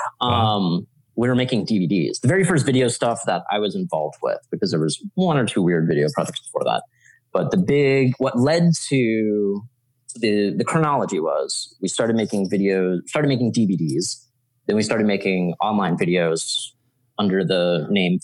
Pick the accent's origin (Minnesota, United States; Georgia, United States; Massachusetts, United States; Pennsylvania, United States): Georgia, United States; Atlanta; moved away as an adult; now in New York, United States; where I grew up in Georgia.